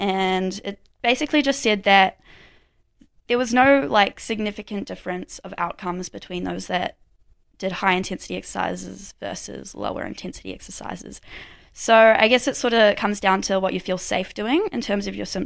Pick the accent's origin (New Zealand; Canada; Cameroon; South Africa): New Zealand; Kerikeri, Northland; now in Dunedin, New Zealand; I'm from Kirikiri, so right up north